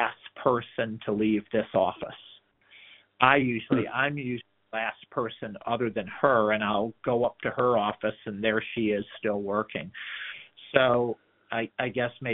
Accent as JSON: {"language": "English", "town": "Detroit", "region": "Michigan", "country": "United States", "tie": "born or raised there", "moved": "yes", "said": "growing up in the Metro Detroit area"}